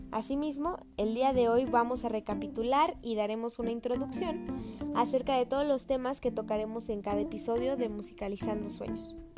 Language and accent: Spanish; Mexico City, Mexico; soy de la Ciudad de México